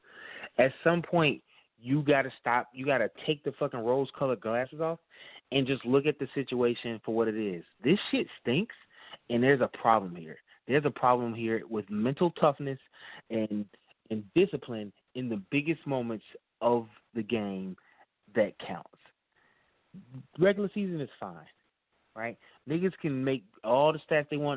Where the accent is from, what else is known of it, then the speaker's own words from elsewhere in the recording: Atlanta, Georgia, United States; I'm from Atlanta, Georgia.